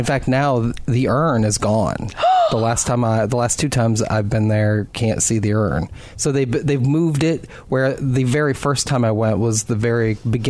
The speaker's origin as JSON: {"language": "English", "town": "Decatur", "region": "Michigan", "country": "United States", "tie": "born or raised there", "lives_now": "Kalamazoo, United States", "said": "I'm from Decatur."}